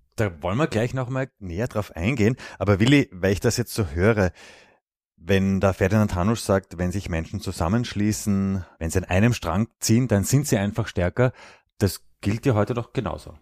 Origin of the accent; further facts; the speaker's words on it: Austria; bei uns in Österreich